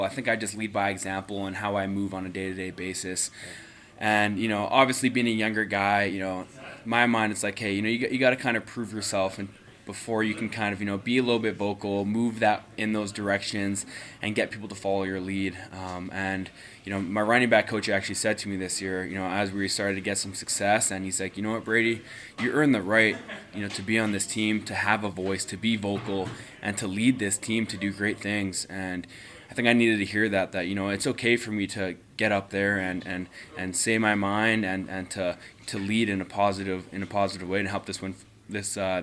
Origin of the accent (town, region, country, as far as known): Winnipeg, Manitoba, Canada; born or raised there